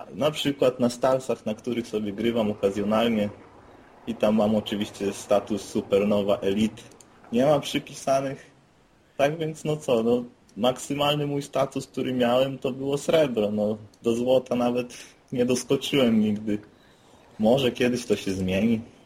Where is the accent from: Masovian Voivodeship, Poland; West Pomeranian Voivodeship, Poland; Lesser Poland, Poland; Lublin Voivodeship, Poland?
West Pomeranian Voivodeship, Poland; Szczecin; z nadmorza, czyli ze Szczecina